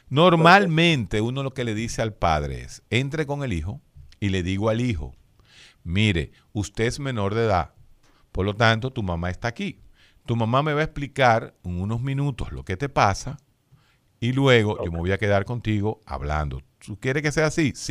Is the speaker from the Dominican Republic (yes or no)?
yes; Dominican Republic; Uno se pregunta, ¿por qué? ¿Somos los médicos dominicanos mejor que los de allá?